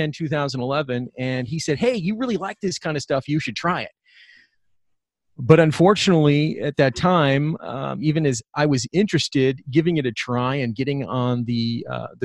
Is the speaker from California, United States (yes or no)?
yes; Bay Area, California, United States; I grew up in the Bay Area